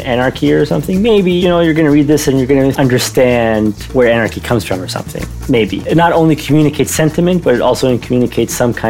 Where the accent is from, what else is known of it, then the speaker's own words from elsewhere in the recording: Cairo, Cairo Governorate, Egypt; also born or lived in Giza; I was born in Giza, but I didn't grow up in Giza. I grew up in Heliopolis, which is, I guess it's still referred to as a suburb of Cairo, but it has long since been very much swallowed by Cairo.